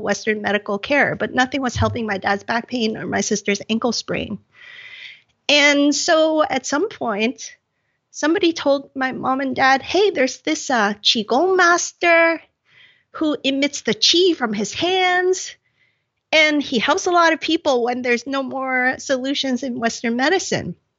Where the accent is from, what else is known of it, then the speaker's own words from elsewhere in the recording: Hong Kong; growing up in Hong Kong